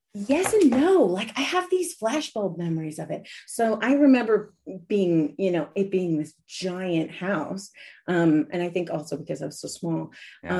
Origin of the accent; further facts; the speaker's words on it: Washington, District of Columbia, United States; now in Austria; I was born in Washington, D.C., but I was almost, I was almost born in Brazil two weeks earlier